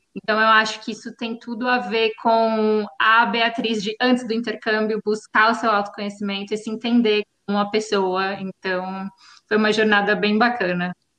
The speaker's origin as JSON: {"language": "Portuguese", "town": "Osasco", "region": "São Paulo", "country": "Brazil", "moved": "as an adult", "lives_now": "Sicily, Italy", "said": "Eu vim diretamente do mundo mágico de Oz, Uhul. Osasco, São Paulo"}